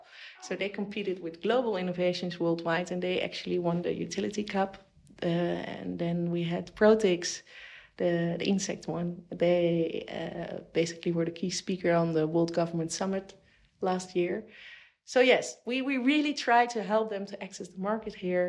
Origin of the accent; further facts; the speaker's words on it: Netherlands; now in United Arab Emirates; I'm from the Netherlands